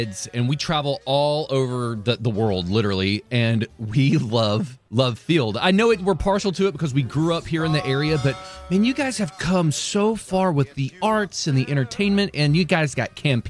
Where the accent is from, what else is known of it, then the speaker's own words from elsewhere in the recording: Ellis County, Texas, United States; I'm from Ellis County.